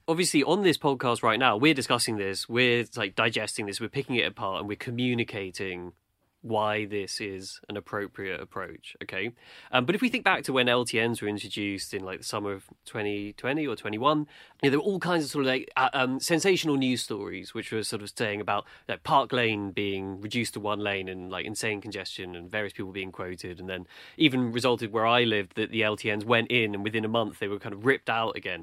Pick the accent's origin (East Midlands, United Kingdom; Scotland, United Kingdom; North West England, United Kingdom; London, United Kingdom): London, United Kingdom; I'm in London. I grew up in London